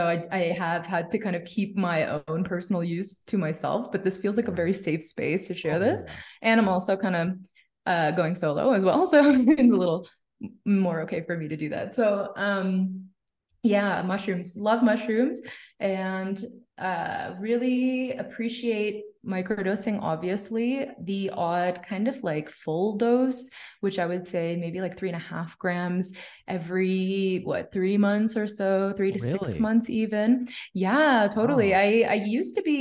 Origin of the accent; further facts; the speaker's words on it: Toronto, Ontario, Canada; now in Mexico City, Mexico; I'm from Canada